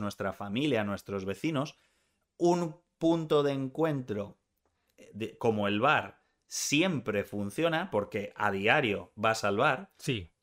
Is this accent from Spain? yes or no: yes; Spain